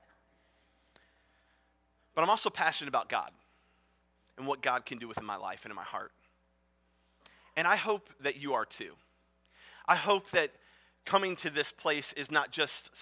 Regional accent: Cleveland, Ohio, United States; I'm from Cleveland, Ohio

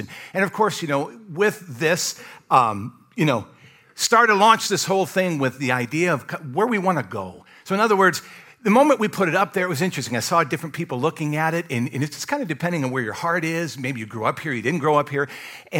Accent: Michigan, United States; also born or lived in Kentucky / Alabama / Iowa; now in North Carolina, United States; I grew up in Michigan, moved to Kentucky, lived there several years, lived in Alabama, moved to Iowa, lived there a few years, and then here in North Carolina.

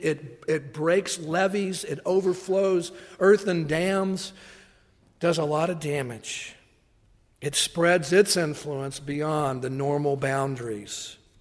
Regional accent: Tennessee, United States; moved away; I grew up in Tennessee, that's what we say, church folk

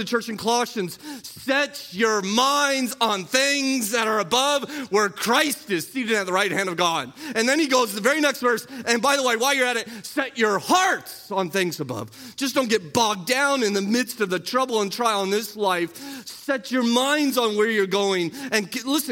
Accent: United States; We're American

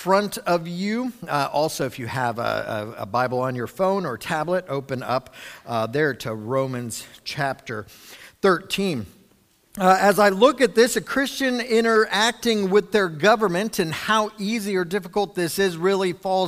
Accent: United States

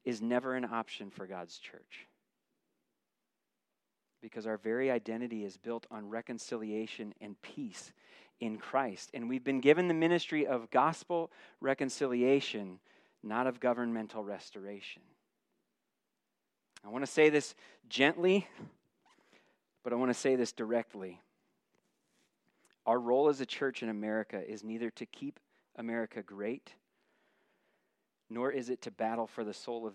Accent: United States; As an American citizen

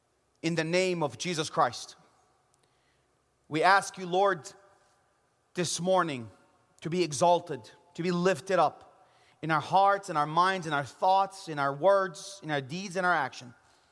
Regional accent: Jerusalem, Jerusalem District, Israel; I know He's risen because I'm from Jerusalem.

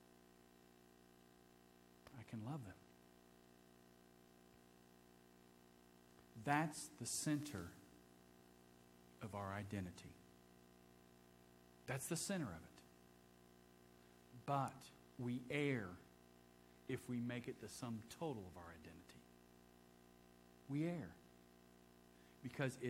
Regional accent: Ohio, United States; moved away; I grew up in Ohio

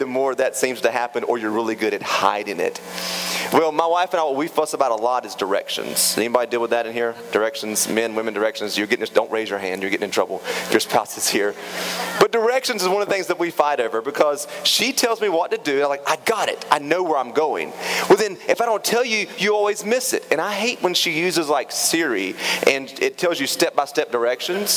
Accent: Raleigh, North Carolina, United States; moved away; I grew up in Raleigh

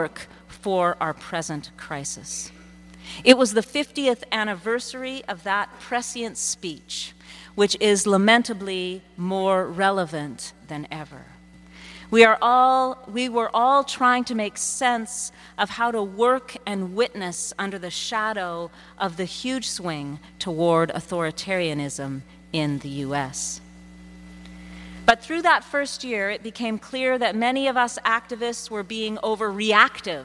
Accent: Saskatoon, Saskatchewan, Canada; moved away; in Saskatoon, my hometown

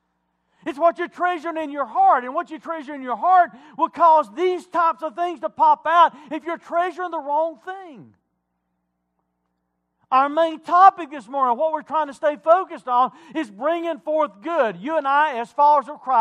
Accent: Wilkes County, North Carolina, United States; I grew up in Wilkes County. Moonshine capital of the world

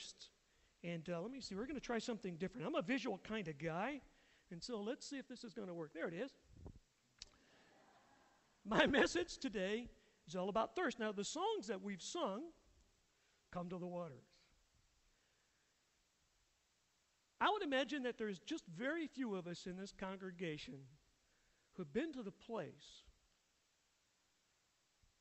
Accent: Atlanta, Georgia, United States; moved away as an adult; now in Rainier, United States; I'm from the state of Georgia. I grew up in Atlanta.

